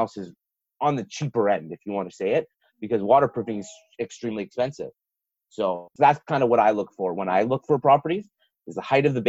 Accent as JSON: {"language": "English", "town": "Toronto", "region": "Ontario", "country": "Canada", "tie": "born or raised there", "said": "I grew up in Toronto before all those condos went up"}